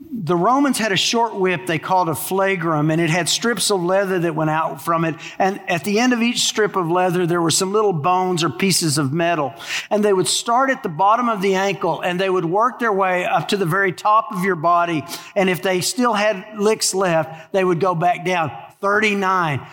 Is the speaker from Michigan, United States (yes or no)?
no; Texas, United States; moved away as an adult; now in Louisiana, United States; I grew up in Texas